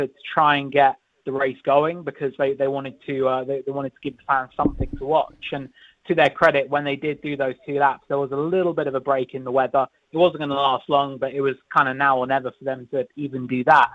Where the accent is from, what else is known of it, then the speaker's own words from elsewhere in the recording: United Kingdom; I'm British